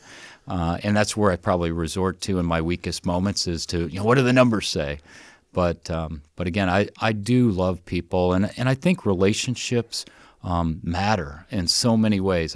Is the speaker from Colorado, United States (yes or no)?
no; Wanatah, Indiana, United States; moved away; I grew up in Northwest Indiana and grew up in a little community, um, by the name of Wanataw